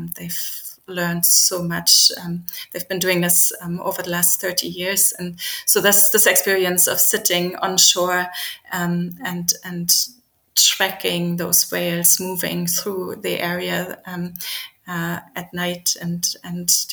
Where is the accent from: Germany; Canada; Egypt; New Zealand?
Germany; Berlin; moved away; I grew up in Berlin, so I grew up in a big city far away from the ocean